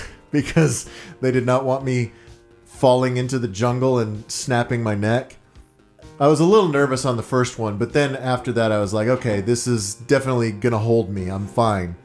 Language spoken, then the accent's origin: English; Dallas, Texas, United States; I'm from Dallas.